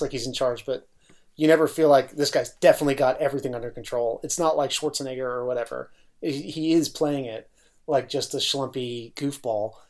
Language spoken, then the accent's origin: English; New York City, New York, United States; as a New Yorker